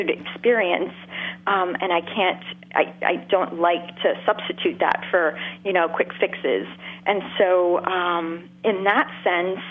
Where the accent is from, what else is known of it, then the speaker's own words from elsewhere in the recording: Montreal, Quebec, Canada; Montreal. I grew up in Montreal